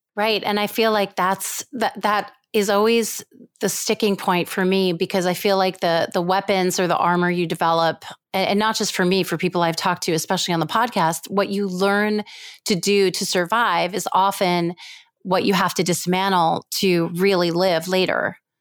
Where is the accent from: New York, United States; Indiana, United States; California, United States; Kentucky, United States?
New York, United States; also born or lived in Israel; I was born in Israel, and in Israel, my parents lived there for some years, and then I was raised mostly in New York